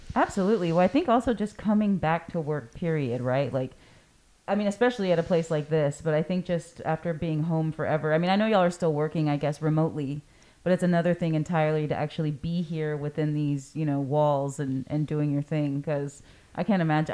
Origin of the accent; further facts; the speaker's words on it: Corpus Christi, Texas, United States; I am born and raised in Corpus